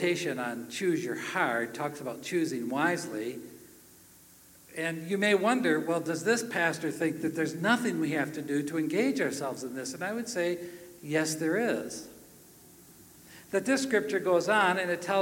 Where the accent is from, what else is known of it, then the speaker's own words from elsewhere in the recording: Minnesota, United States; I come from Minnesota